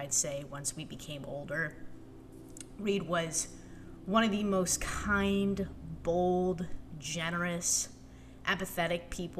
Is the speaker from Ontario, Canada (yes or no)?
yes; Toronto, Ontario, Canada; moved away as an adult; now in Washington, D.C., United States; I lived in Toronto, grew up there, had a really great childhood